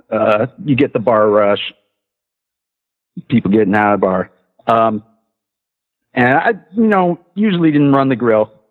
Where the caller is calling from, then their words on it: Hawaii, United States; It's actually day here. I'm calling from Maui.